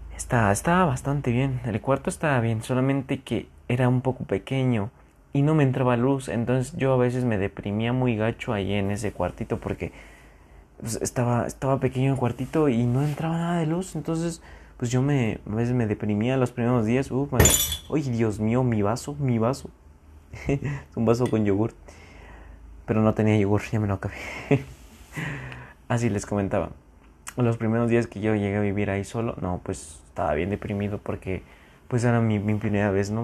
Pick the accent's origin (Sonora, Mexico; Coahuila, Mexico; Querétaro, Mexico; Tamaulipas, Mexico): Querétaro, Mexico; near San Juan del Río; moved away as an adult; cerca de donde yo vivo, de donde yo soy originario, hay como una mini ciudad, mini ciudad, se llama San Juan del Río